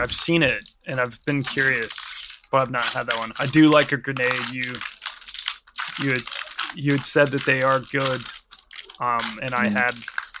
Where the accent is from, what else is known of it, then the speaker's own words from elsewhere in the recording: United States; because I'm American